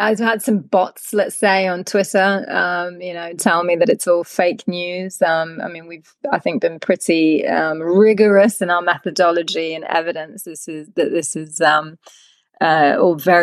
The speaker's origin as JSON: {"language": "English", "country": "United Kingdom", "said": "as a British citizen, you know, coming from a country"}